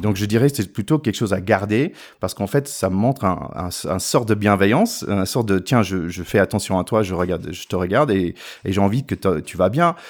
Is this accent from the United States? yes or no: yes; the South, Southern United States, United States; French is a second language; now in France; je viens du Sud aussi.